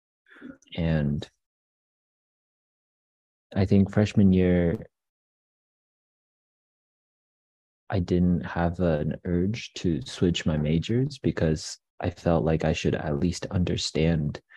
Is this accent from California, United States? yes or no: no; Boulder, Colorado, United States; I am from Boulder.